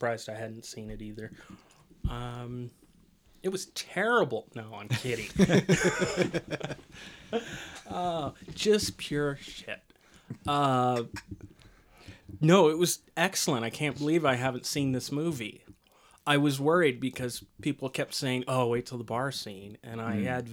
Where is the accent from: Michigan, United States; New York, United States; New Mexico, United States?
New Mexico, United States; my hometown